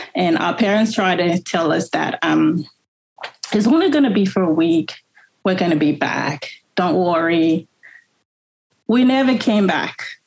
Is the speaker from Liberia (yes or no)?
yes; Monrovia, Liberia; now in Melbourne, Australia; I was born in Monrovia, the capital